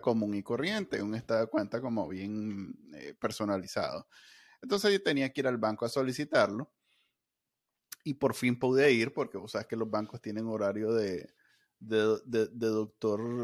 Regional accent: Nicaragua; como, muchos NICA

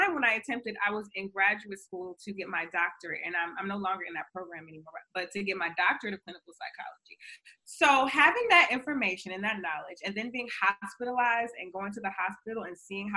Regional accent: Baltimore, Maryland, United States; I'm from Baltimore, Maryland.

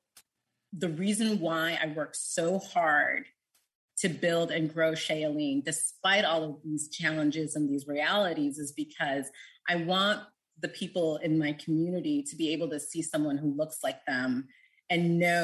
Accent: United States; as an American

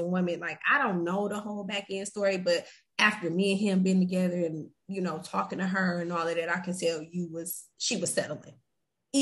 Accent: Flint, Michigan, United States; I'm from Michigan. I'm from Flint.

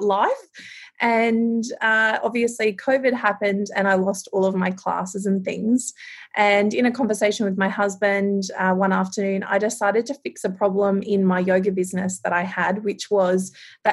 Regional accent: Townsville, Queensland, Australia; I'm from Townsville in North Queensland

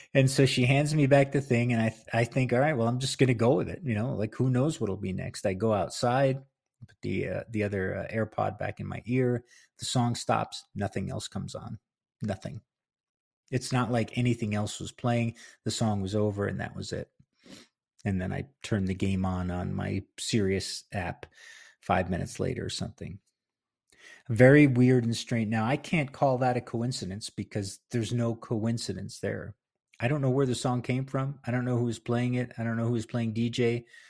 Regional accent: Palisades Park, New Jersey, United States; moved away as an adult; now in New Mexico, United States; I'm, was born and raised in Palisades Park

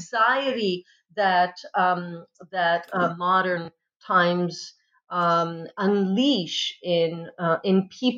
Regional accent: Modena, Emilia-Romagna, Italy; moved away; I was actually born in the land of balsamic vinegar. I grew up in the land of balsamic vinegar and Pavarotti. So I'm from Italy and I grew up in Modena.

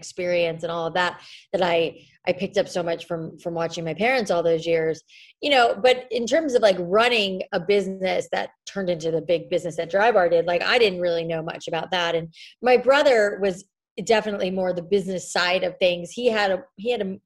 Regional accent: South Florida, United States; I grew up in South Florida where the air is so wet and humid outside

